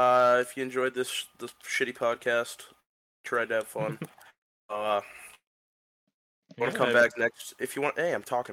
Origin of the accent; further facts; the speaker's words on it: Michigan, United States; I'm from Michigan, goddammit.